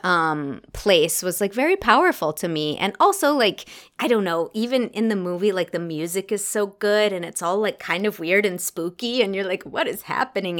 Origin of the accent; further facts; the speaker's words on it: United States; as an American actor